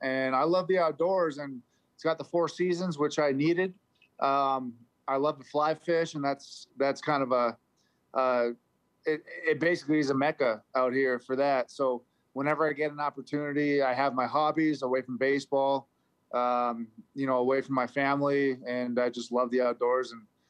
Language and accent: English; Victoria, British Columbia, Canada; moved away; So I was born and raised in Victoria. About a year ago, maybe even less than that, we were really considering moving my family up there. Canada's always home for me